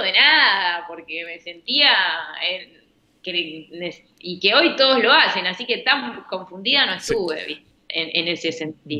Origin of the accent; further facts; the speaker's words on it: Rosario, Santa Fe, Argentina; moved away as an adult; now in Buenos Aires, Argentina; yo yo me crié en Arroyito, que Rosario Central es de Arroyito